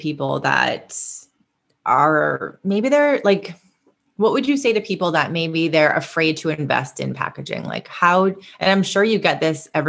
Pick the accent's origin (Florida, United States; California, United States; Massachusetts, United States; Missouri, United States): Massachusetts, United States; Boston; my hometown in Massachusetts, in Boston